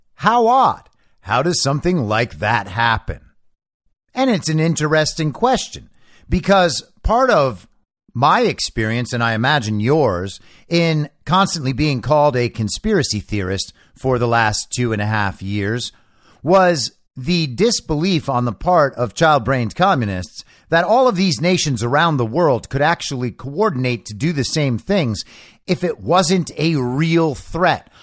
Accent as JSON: {"language": "English", "country": "United States", "said": "I'm American"}